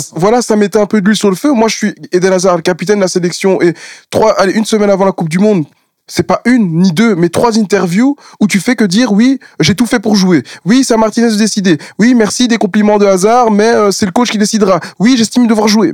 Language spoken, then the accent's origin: French; Belgium; on est des Belges